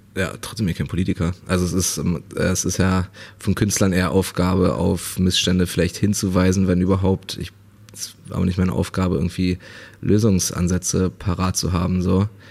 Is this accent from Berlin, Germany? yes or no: yes; Berlin, Germany; ich bin halt in Berlin aufgewachsen, in, in Neukölln so äh, viele, viele Ausländer um mich herum.